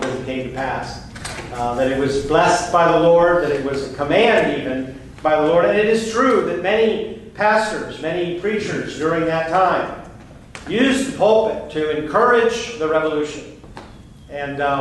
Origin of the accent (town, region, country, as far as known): United States